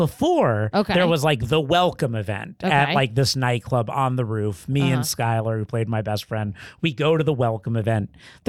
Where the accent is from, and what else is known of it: Florida, United States; born or raised there; moved away